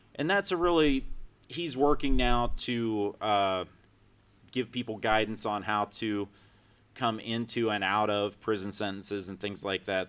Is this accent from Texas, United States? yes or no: no; Lisbon, Ohio, United States; now in Columbus, United States; my hometown of Lisbon, Ohio.